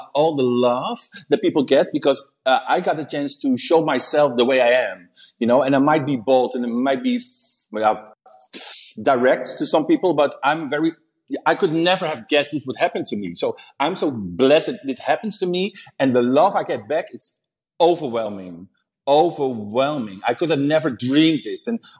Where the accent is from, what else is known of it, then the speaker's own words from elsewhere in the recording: Chicago, Illinois, United States; Yes, bitch, I'm from Chicago.